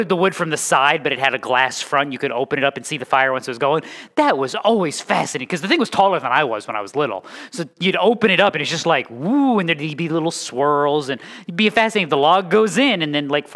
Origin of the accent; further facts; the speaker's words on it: Connecticut, United States; moved away; also born or lived in North Carolina; I am from Connecticut, and then I lived for 10 years, give or take, in Connecticut, and then 25 years, give or take, in North Carolina